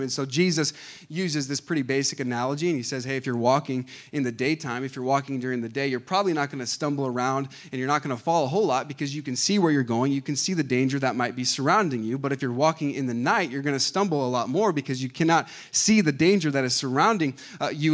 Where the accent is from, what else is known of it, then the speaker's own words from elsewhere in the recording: Lancaster, California, United States; I was born in Lancaster, California. Uh, the six six one, represent. Okay, that's, that's where I grew up